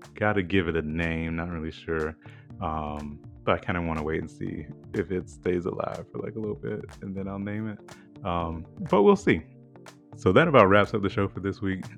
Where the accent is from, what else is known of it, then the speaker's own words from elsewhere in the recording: the South, United States; growing up in the South